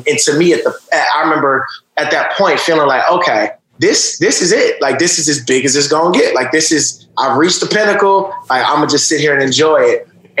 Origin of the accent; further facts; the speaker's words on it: Atlanta, Georgia, United States; also born or lived in Augusta; So I'm originally from Georgia, right outside of Atlanta. I was born in Augusta. My mom moved to Atlanta when I think I was about 4. And so that's where I grew up in.